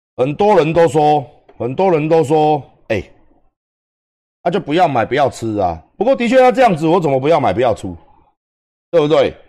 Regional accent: Taiwan; 以我们台湾人的健康而言

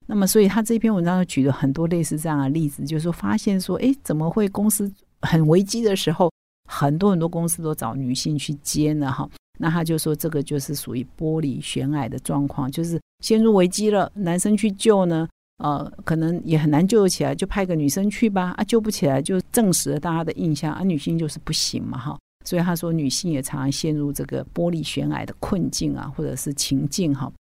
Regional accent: Taiwan; 我们台湾人

